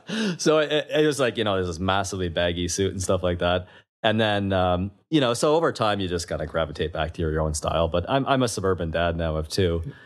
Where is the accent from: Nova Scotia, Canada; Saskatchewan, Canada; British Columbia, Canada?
British Columbia, Canada; Kelowna; moved away as an adult; also born or lived in London, England; now in Toronto, Canada; I grew up in Kelowna, BC, left uh, when I was 21 to London, England.